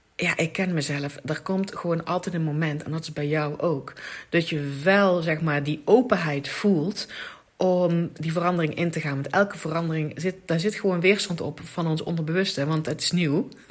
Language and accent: Dutch; Limburg, Netherlands; ik kom uit Limburg